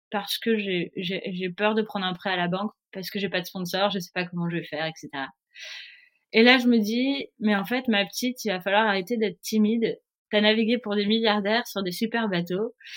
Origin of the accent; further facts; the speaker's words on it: Nice, Provence-Alpes-Côte d'Azur, France; also born or lived in Paris; je suis née à Paris euh, et à l'âge de 3 ans, mes parents ont eu la bonne idée de déménager à Nice